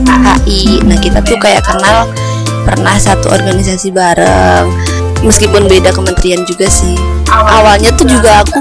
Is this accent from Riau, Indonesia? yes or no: no; Kepahiang, Bengkulu, Indonesia; born there; oh lahirnya di Kupayang emang lahir di sana